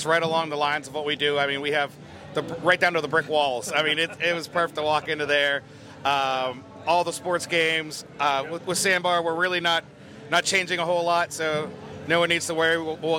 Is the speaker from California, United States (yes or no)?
no; Ocean City, Maryland, United States; now in Deerfield Beach, United States; I'm originally from Ocean City, Maryland. Now I live in Deerfield Beach